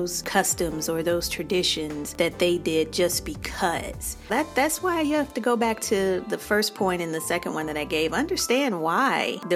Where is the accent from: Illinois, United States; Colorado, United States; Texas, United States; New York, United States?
Illinois, United States; Chicago; I'm from Chicago.